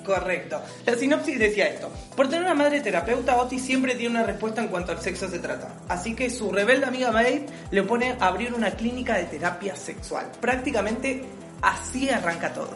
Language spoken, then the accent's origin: Spanish; Rosario, Santa Fe, Argentina; now in Buenos Aires, Argentina; soy de Rosario. Actualmente estoy viviendo en Capital Federal